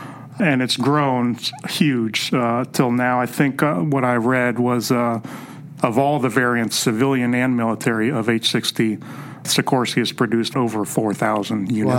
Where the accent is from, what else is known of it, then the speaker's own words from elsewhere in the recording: San Francisco Bay Area, California, United States; So I'm born and raised in the San Francisco Bay Area.